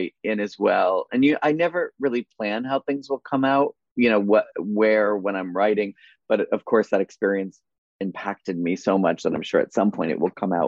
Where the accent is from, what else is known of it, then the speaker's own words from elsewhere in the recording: Connecticut, United States; moved away; I grew up in Connecticut, a little town in Connecticut